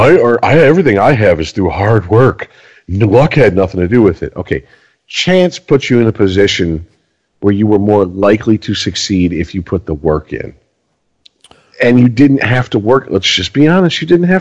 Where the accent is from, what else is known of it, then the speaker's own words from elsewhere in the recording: Garden City, Michigan, United States; born there; Well, I was born in Garden City, Michigan.